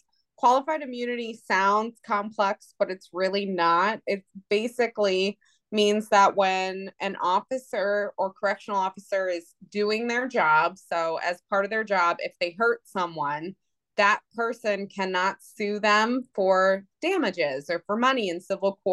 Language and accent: English; Northern Virginia, United States; now in Ohio, United States; I grew up in Northern Virginia, came to Ohio, never left